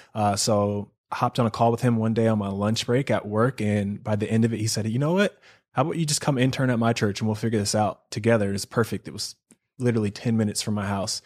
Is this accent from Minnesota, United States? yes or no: no; Charlotte, North Carolina, United States; moved away as an adult; also born or lived in Seattle, Washington; now in Southern California, United States; I'm from Charlotte, North Carolina. That's where I consider home. I was actually born in Seattle. Lived there till I was ten, ten years old, and then my family moved to North Carolina